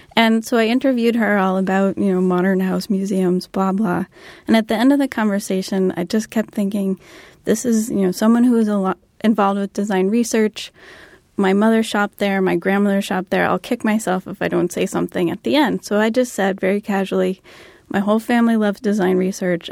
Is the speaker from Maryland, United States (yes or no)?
no; Cambridge, Massachusetts, United States; I grew up in Cambridge